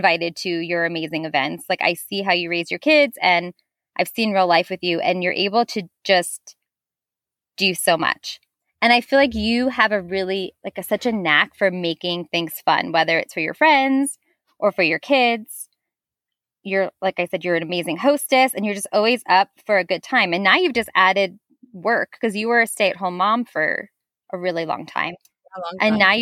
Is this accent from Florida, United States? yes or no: no; New Jersey, United States; I'm from New Jersey.